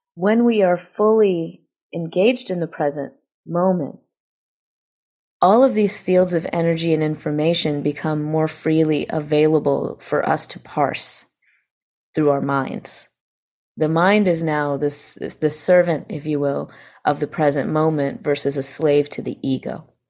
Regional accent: Greenville, South Carolina, United States; I find myself actually in my hometown in Greenville, South Carolina, where I was raised and where I was born

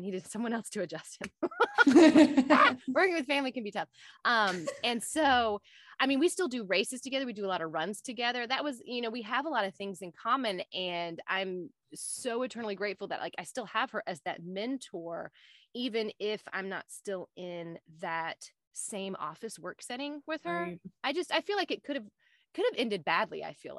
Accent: Southern United States, United States; I'm a Southerner.

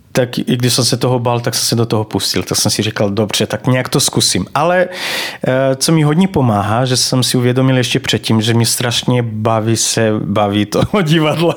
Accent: Banat, Vojvodina, Serbia; Czech is a second language; moved away as an adult; now in Czech Republic; já se tam narodil, takže vlastně pocházím ze Srbska.

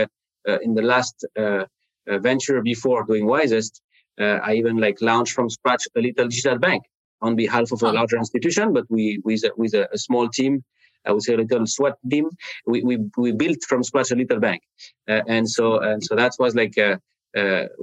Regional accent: France; English is a second language; now in Cleveland, United States; I'm speaking to you today from like Cleveland, Ohio in the U.S., you hear my accent. I'm not from from the U.S. I'm from France originally

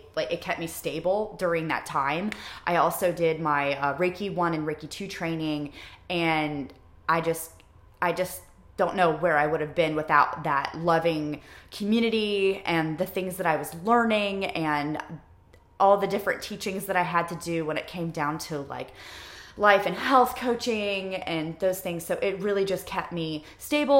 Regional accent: Ohio, United States; moved away as an adult; now in Wilmington, United States; I'm from Ohio

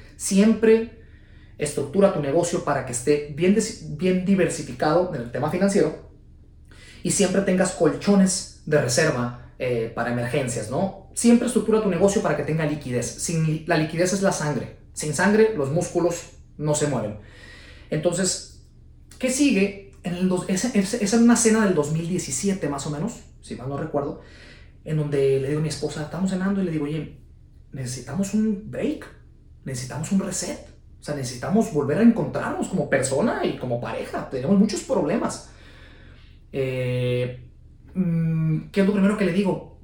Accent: Guadalajara, Jalisco, Mexico; la ciudad de Guadalajara, Jalisco, de donde soy yo. Guadalajara, Jalisco, México

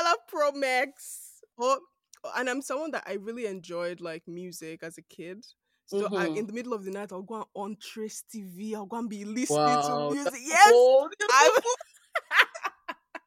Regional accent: Nigeria; I'm Nigerian, you're Nigerian. Mm-hmm. We both grew up with Nigerian parents

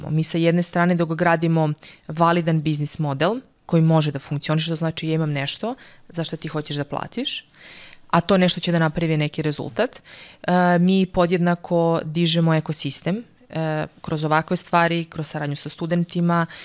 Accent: Serbia; moved away as an adult; also born or lived in Norway

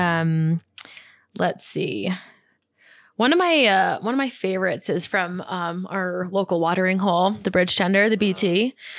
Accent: New York, United States; moved away as an adult; now in Lake Tahoe, United States; so I'm from New York

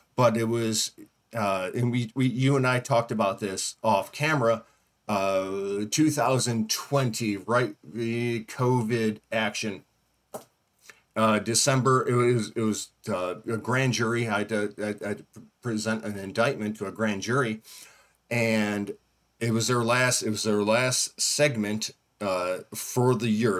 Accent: Northeast, United States; now in Southeast, United States; I, I grew up in the Northeast

